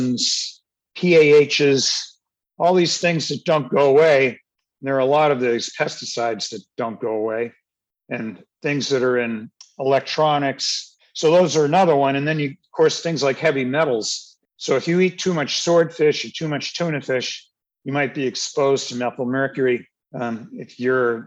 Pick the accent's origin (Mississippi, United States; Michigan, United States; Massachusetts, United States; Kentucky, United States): Massachusetts, United States; Cape Cod; where I grew up on Cape Cod, the town reservoir has blooms every year